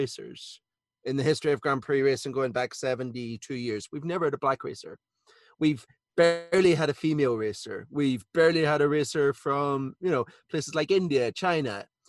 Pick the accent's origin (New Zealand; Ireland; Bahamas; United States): Ireland; now in United Kingdom; I'm Irish